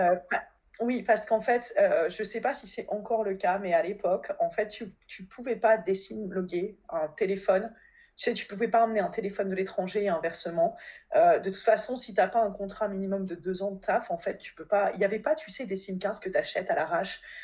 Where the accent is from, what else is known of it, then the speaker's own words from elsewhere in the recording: Valenciennes, Hauts-de-France, France; moved away as an adult; also born or lived in Alsace / Kobe, Japan; now in Paris, France; je suis originaire du Nord à la base, de Valenciennes